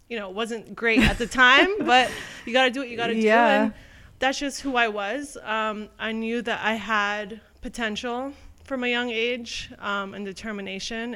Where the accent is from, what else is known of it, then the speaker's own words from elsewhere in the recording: Toronto, Ontario, Canada; I'm from Toronto